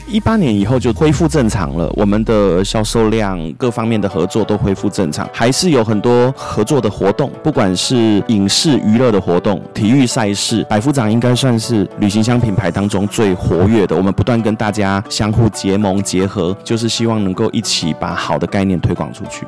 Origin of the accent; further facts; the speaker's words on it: Taiwan; 我觉得就是我们台湾人最美的地方